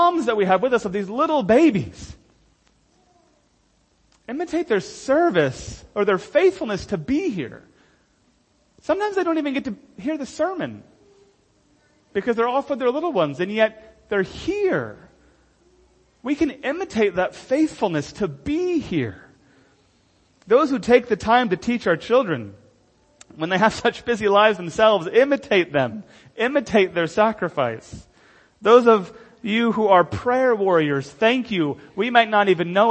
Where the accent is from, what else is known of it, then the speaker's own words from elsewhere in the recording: United States; moved away; I'm not an American first and then a Christian